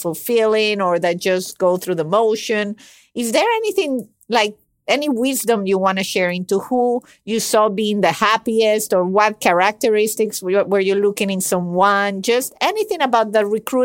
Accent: Venezuela; English is a second language; I was born and raised in Venezuela, where he immigrated to.

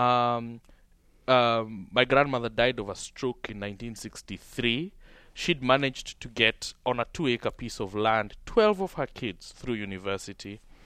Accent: Kenya; my hometown and all the shops and all the small businesses and all the small factories of just this striving class of people who I was brought up with were broken

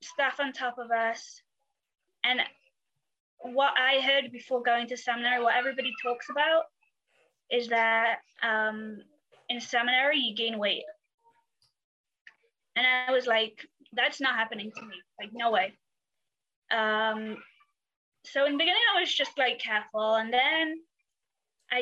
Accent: England, United Kingdom; I grew up in England and I'm the oldest in my family.

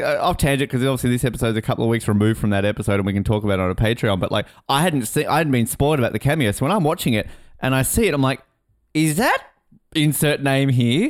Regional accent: Australia; I think most Australians of my age read these books in the nineties.

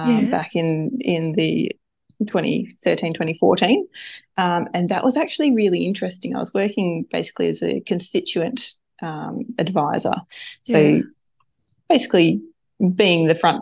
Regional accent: Devonport, Tasmania, Australia; also born or lived in Brisbane; So I'm a Northwest Tassie, born and bred local. Probably can't get more Tasmanian than me.

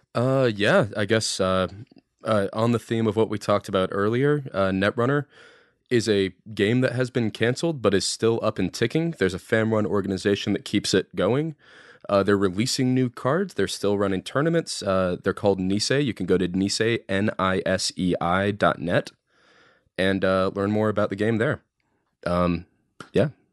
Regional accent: Dallas, Texas, United States; I'm from Dallas in particular

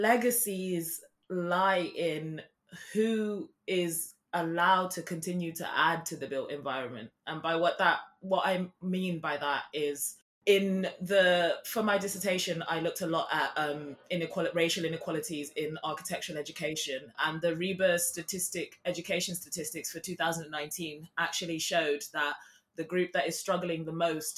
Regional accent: Zimbabwe; Every weekend when I was a child, I was born in Zimbabwe, we would go and visit his village, and he built all the structures.

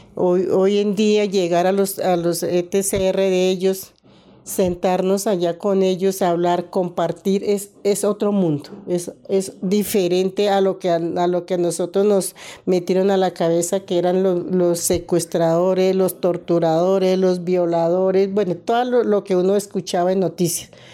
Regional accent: Mitú, Vaupés, Colombia; moved away as an adult; also born or lived in Granada, Meta; now in Bogotá, Colombia; Yo soy de Mitú, pero después de la toma de Mitú, toda mi familia se vinieron para Granada Meta.

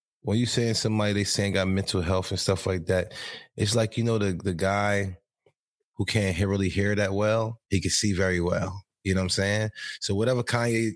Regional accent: New Jersey, United States; I'm from Jersey

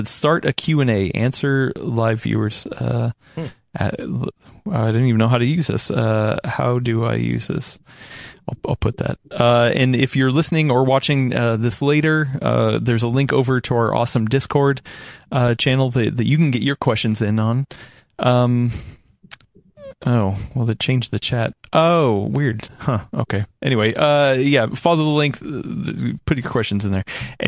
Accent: Ohio, United States; moved away; I was born in Ohio.

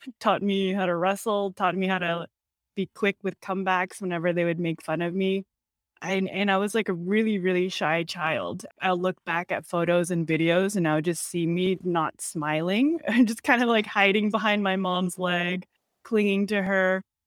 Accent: Torrance, California, United States; I grew up in Torrance, California, which is a suburb just, like, thirty minutes outside of Los Angeles

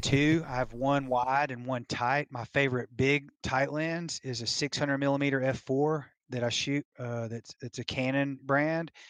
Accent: Tennessee, United States; now in Colorado, United States; I was born and raised in Tennessee

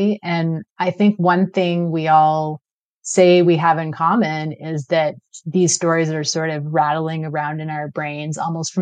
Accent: London, United Kingdom; now in Klahoose territory (Cortes Island area), Canada; I was born in London, England to a Sikh father and an English mother.

